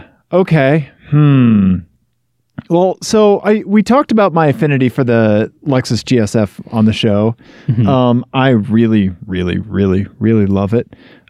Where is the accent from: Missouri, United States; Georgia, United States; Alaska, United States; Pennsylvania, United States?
Missouri, United States; I grew up in Missouri.